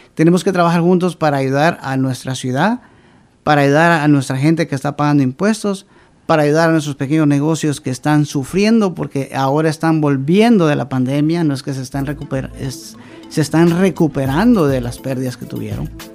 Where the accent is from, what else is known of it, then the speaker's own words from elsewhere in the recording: Río Hondo, Zacapa, Guatemala; now in Providence, United States; Yo vengo del departamento de Zacapa, soy originario de Riondo